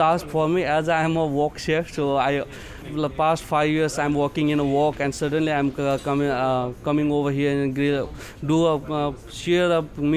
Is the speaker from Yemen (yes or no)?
no; Nepal; moved away as an adult; also born or lived in India; now in Dubai, United Arab Emirates; I'm from Nepal